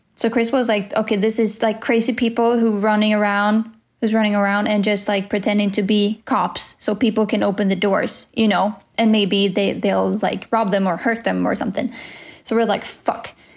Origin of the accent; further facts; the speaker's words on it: Sweden; in my life in Sweden